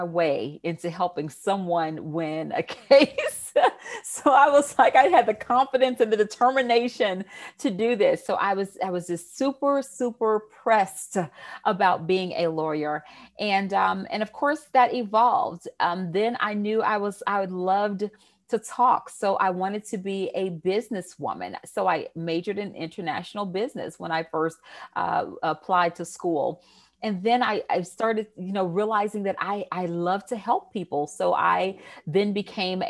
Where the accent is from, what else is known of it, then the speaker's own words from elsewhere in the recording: Houston, Texas, United States; accent: Southern twang; I am originally from Houston, Texas. I'm sure you will hear my Southern twang come out somewhere in this interview